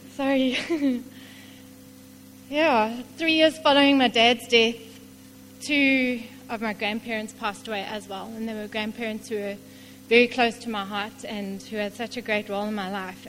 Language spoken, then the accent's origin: English; King William's Town, Eastern Cape, South Africa; I grew up in King Williamstown, not too far away from here